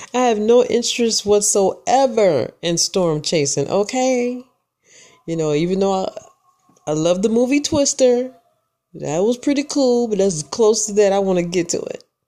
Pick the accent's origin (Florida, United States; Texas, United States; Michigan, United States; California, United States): Michigan, United States; now in Georgia, United States; I'm from Michigan, born and raised